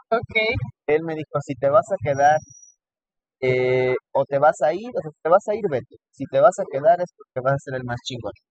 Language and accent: Spanish; Texcoco, State of Mexico, Mexico; yo estudié toda mi vida en Rompeso, yo soy de Texcoco. Eh, allá estudié la primaria, secundaria, preparatoria